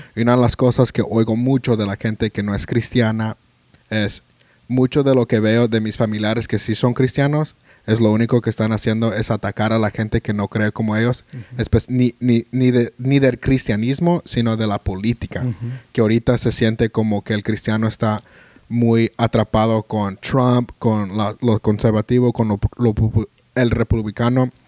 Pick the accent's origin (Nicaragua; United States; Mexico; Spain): United States; Spanish is a second language; como americanos